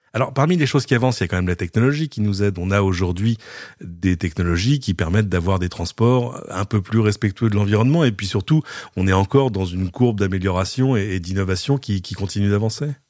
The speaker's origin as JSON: {"language": "French", "country": "France", "said": "chez nous en France"}